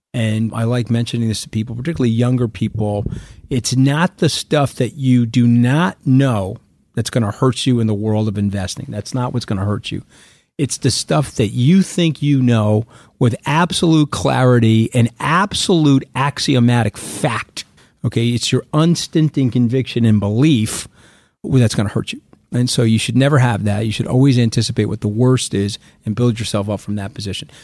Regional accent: Long Island, New York, United States; I grew up on Long Island.

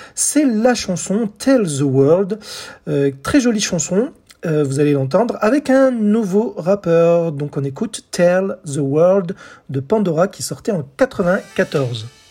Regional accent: France; chez nous en France

